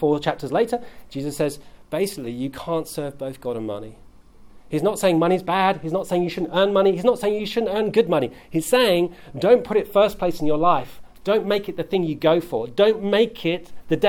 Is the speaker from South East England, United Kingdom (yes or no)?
yes; South East England, United Kingdom; now in London, United Kingdom; I grew up in Southeast England, which is a prosperous place, relative.